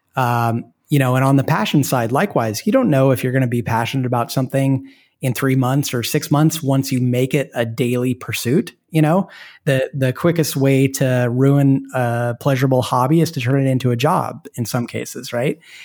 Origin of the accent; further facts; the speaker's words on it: Portland, Oregon, United States; moved away; I'm from Portland, Oregon, which is a great place to be from. And, and my wife and I moved back there because we have family there